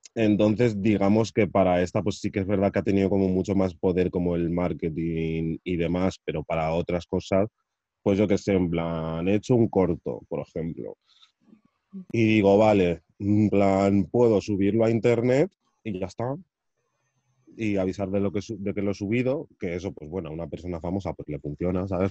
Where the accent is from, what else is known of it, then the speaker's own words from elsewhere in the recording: Madrid, Community of Madrid, Spain; soy de Madrid de toda la vida